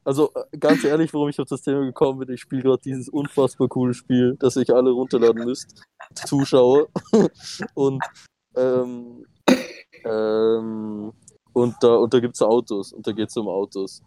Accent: Austria; Aber natürlich sind wir Österreicher

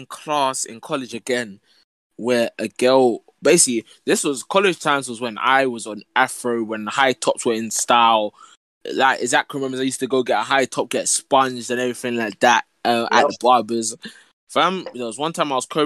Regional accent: London, United Kingdom; I was the only black boy in my class, and surprise, I was from South London as well

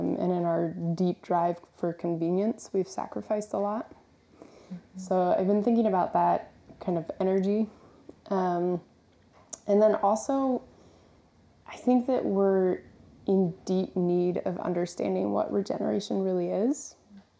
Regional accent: West Virginia, United States; I grew up in West Virginia around corn and soy farmers

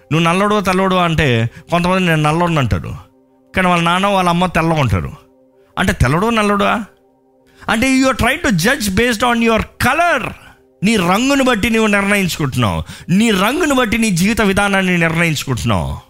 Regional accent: Balabhadrapuram, Andhra Pradesh, India; born there; నేను పుట్టింది అక్కడ బలభద్రపురం

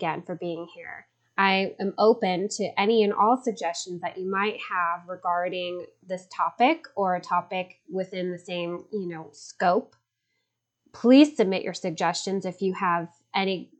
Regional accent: Chicago, Illinois, United States; now in Los Angeles, United States; I am speaking to you from sunny Los Angeles, California, although I'm originally from Chicago.

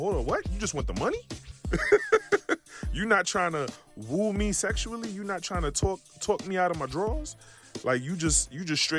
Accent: New York City, New York, United States; moved away; also born or lived in the South; someone like me from New York, from being, you know, growing up in New York City

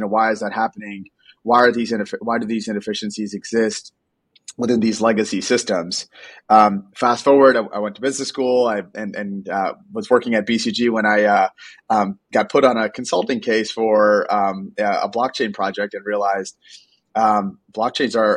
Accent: New York City, New York, United States; I'm a first generation immigrant, grew up in Brooklyn, and growing up in New York

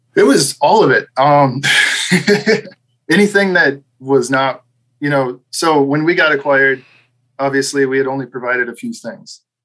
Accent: Midwest, United States; also born or lived in Wisconsin / Green Bay; I'm from Midwest

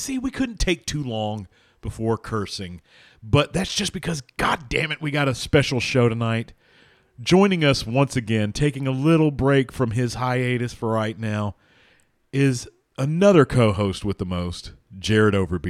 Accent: San Jose, California, United States; And I am from San Jose.

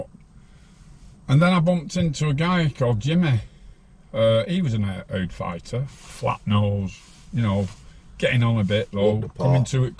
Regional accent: Farnworth, North West England, United Kingdom; I grew up with Tommy in Farnworth.

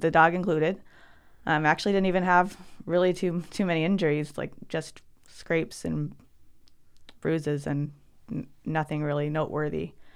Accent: Alaska, United States; also born or lived in Oregon; I was born in Oregon, but, um, grew up as a, as a child in Alaska.

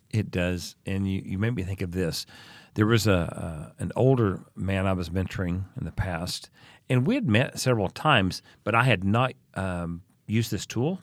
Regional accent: United States; moved away as an adult; also born or lived in Oklahoma / Texas; now in Vienna, Austria; I grew up in Oklahoma and Texas

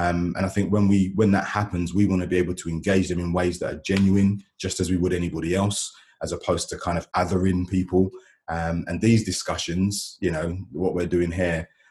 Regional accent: London, United Kingdom; moved away as an adult; now in Gloucester, United Kingdom; I'm originally from South London, moved to Gloucester with my family in about 2012

